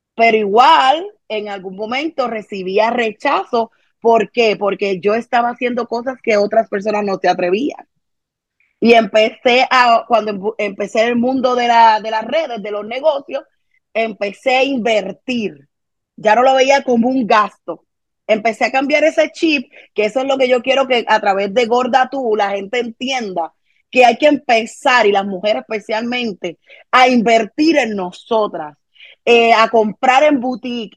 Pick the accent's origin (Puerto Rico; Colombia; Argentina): Puerto Rico; Carolina; also born or lived in Santurce, Puerto Rico; crecí en Carolina, Puerto Rico